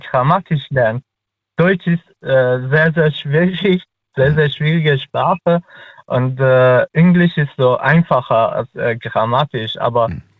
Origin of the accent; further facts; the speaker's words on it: Afghanistan; first language Dari; German is a second language; Äh, tatsächlich, ich kann äh, nur meine Muttersprache Dari. Ich komme aus Afghanistan mhm. und wir sprechen Dari oder am besten soll ich sagen Persisch.